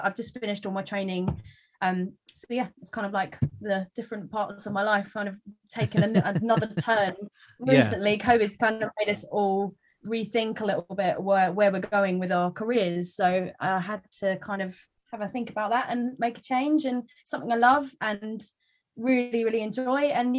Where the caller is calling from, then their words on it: Basildon, East of England, United Kingdom; I am in sunny Basildon in Essex.